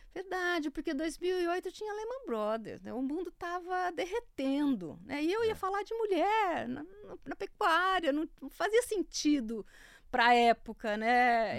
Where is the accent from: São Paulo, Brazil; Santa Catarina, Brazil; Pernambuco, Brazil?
São Paulo, Brazil; Santa Fé do Sul; moved away; Eu sou de Santa Fé do Sul, eu morava do lado de um, de um delegado agrícola